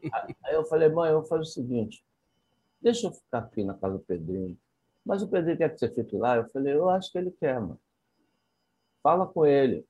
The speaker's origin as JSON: {"language": "Portuguese", "region": "interior of Bahia", "country": "Brazil", "tie": "born or raised there", "moved": "yes", "said": "eu vim de uma cidade do interior da Bahia"}